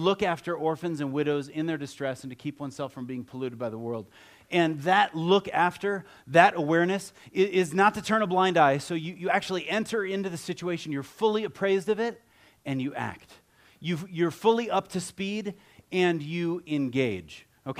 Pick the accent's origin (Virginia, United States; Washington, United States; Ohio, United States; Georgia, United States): Ohio, United States; I grew up in Ohio, and if I had a picture of me, like, from high school, I'd have on cowboy boots, and you know, I have cowboy hats, the whole thing.